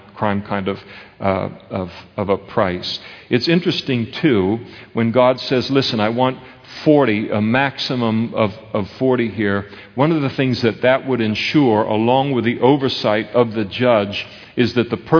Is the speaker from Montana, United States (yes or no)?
no; Napa, California, United States; When I was a kid, I grew up in Napa, we used to pick prunes for our school clothes.